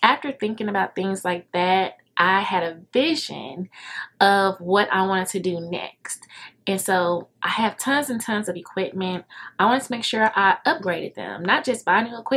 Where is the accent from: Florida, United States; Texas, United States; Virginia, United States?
Texas, United States; Dallas; I'm from Dallas